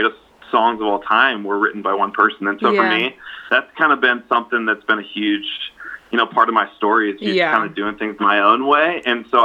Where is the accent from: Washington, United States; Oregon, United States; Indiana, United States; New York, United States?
Washington, United States; just outside of Seattle; I grew up just outside of Seattle, Washington